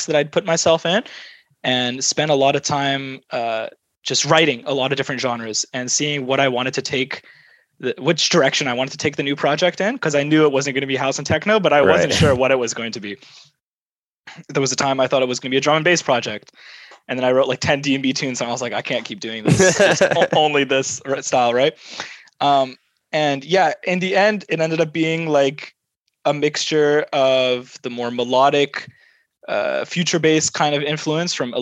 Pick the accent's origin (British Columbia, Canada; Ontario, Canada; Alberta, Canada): British Columbia, Canada; Vancouver; born and raised in Vancouver, Canada.